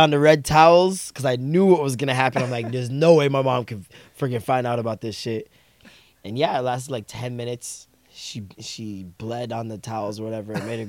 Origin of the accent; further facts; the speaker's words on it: Jamaica; I'm Jamaican, man.